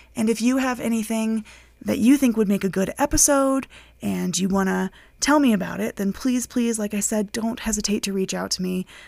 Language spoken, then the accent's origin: English; Colorado, United States; moved away as an adult; now in United Kingdom; I am from the United States. I grew up in Colorado. I currently live in the United Kingdom with my partner.